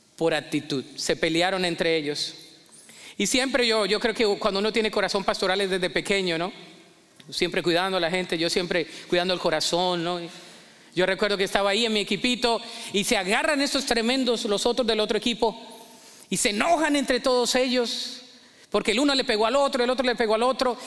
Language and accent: Spanish; Colombia; moved away; mi acento no me lo voy a quitar, yo soy colombiano toda la vida